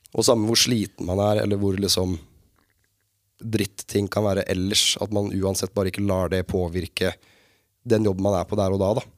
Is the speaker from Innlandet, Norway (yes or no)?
no; Sarpsborg, Østfold, Norway; also born or lived in Fredrikstad; født og oppvokst på et sted som heter Oppstad, som er sånn der ligger på grensa.